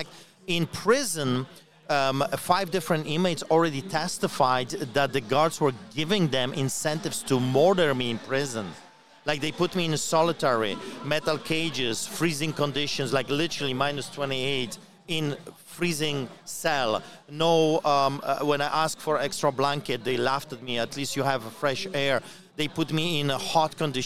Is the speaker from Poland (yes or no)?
yes; Poland; now in Canada; I grew up in Poland under Solidarity Movement